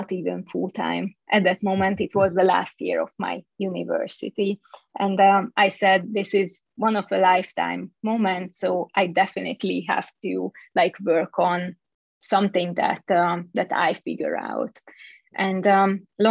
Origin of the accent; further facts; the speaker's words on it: Budapest, Hungary; moved away as an adult; also born or lived in Bay Area, California; I was born and raised in Hungary, in Budapest